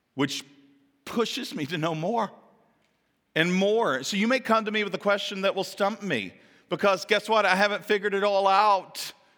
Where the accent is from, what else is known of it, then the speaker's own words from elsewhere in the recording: Kentucky, United States; moved away; also born or lived in Ohio / Florida / Pennsylvania; My home is in Kentucky, where my hometown is